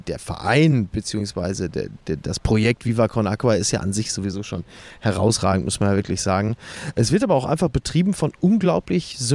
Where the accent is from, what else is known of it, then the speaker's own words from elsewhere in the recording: North Rhine-Westphalia, Germany; Du, ich komme aus, ich komme aus dem Ruhrgebiet